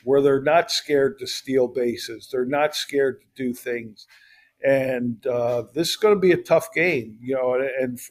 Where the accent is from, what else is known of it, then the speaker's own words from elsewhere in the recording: Philadelphia area, Pennsylvania, United States; we grew up in the Philadelphia area